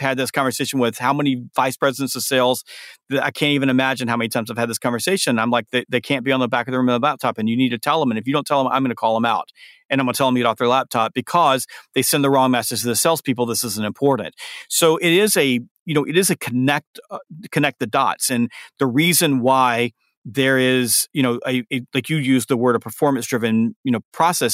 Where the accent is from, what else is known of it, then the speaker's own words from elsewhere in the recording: the South, United States; I'm from the South